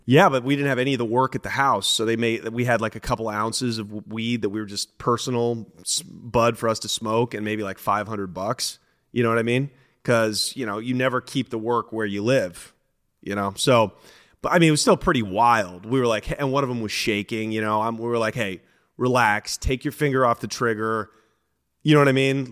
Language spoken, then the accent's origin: English; Portland, Oregon, United States; I'm from the city of Portland, so I'm not from the suburbs